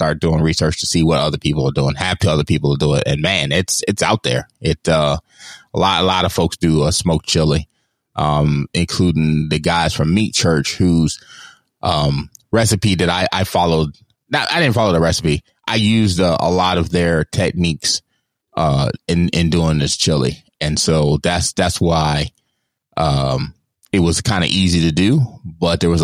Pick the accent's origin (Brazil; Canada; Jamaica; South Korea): Jamaica; I, as a Jamaican